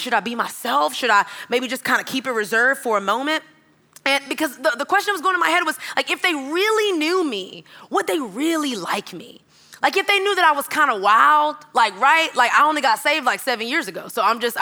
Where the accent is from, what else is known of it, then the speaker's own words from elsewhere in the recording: Texas, United States; moved away as an adult; also born or lived in Georgia; I'm from Texas.